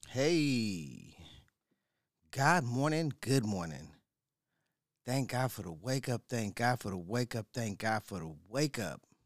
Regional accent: San Diego, California, United States; I am from San Diego, right? Born and raised. native

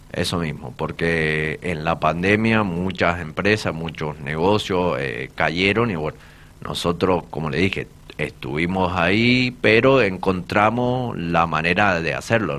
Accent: Polucina, Mendoza, Argentina; soy de Polucina, soy de una familia muy humilde, soy de los monobloc

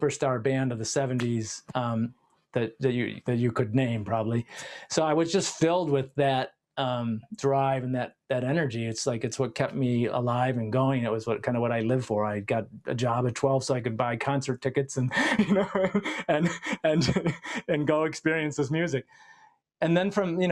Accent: Detroit, Michigan, United States; I grew up in Detroit, which was a huge music city

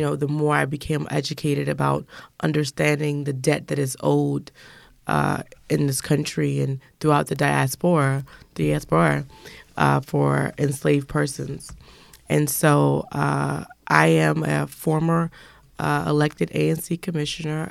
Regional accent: Washington, District of Columbia, United States; born and raised in Southeast Washington

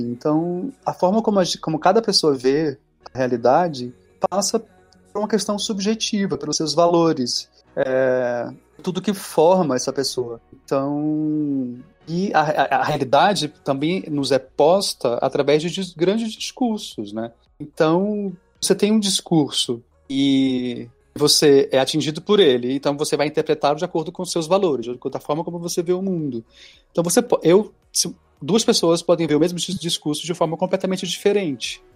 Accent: Northeast Region, Brazil; Sou nordestino.

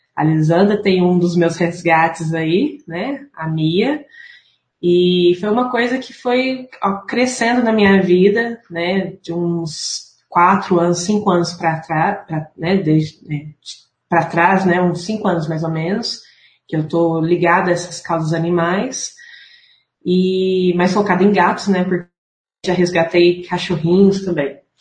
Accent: Franca, São Paulo, Brazil; moved away as an adult; now in Uberlândia, Brazil; eu não sou de Uberlândia, sou natural de Franca, mas moro em Uberlândia já tem 13 anos, 14 anos

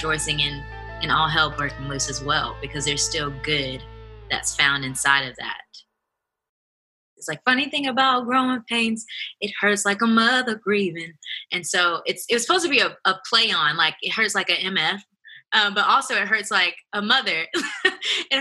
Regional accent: Huntsville, Alabama, United States; I'm a songwriter from Huntsville, Alabama

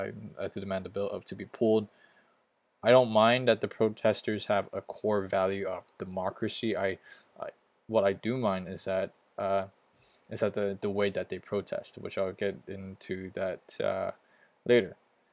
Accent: Hong Kong; accent: American; If you don't know, I am a Hong Kong citizen, even though I have an American accent. But I am from Hong Kong. I've lived there all my life.

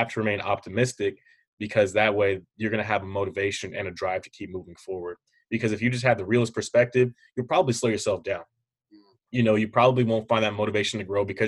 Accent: Hercules, California, United States; I'm from Hercules, California

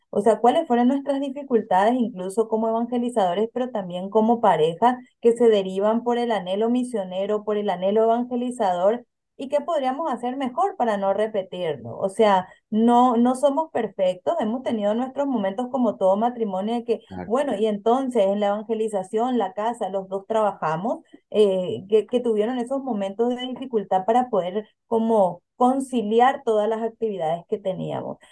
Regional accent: Paraguay; moved away as an adult; now in Philadelphia, United States; en mi país de origen, yo soy de Paraguay

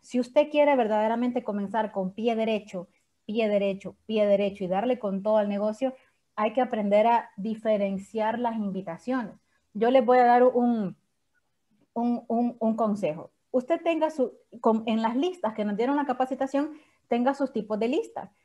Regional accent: San Salvador, El Salvador; yo soy de San Salvador, pero todo el mundo cree que yo soy de Santa Ana

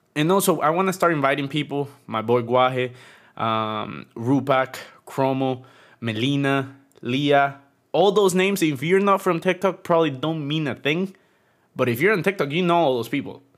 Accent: Tegucigalpa, Francisco Morazán, Honduras; now in Florida, United States; I'm originally from Honduras, and now I live in Florida.

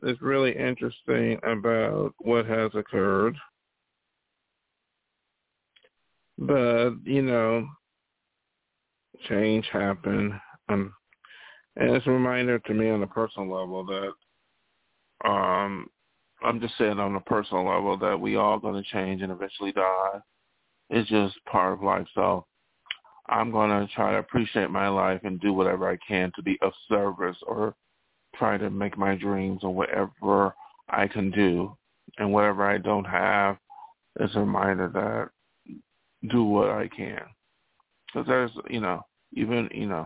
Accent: United States; As an American

